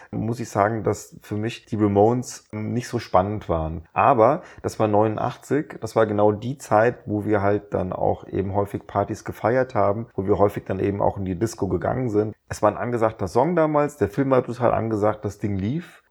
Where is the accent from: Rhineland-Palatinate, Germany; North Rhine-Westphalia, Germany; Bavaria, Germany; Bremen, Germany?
Rhineland-Palatinate, Germany; Rheinhessen; ich habe ja in Rheinhessen Abi gemacht